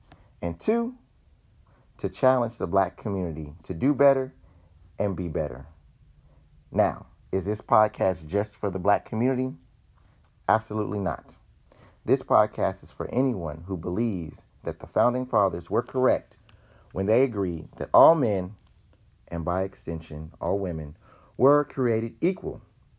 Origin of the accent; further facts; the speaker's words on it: United States; I believe that I am an American who just happens to also be black.